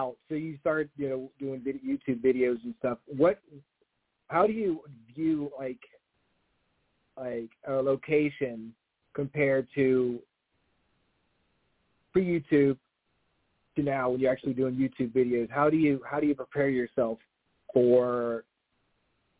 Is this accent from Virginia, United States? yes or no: yes; Western Henrico, Richmond area, Virginia, United States; that was the area, like, where I'm from. I live in, I lived in Henrico, Western Henrico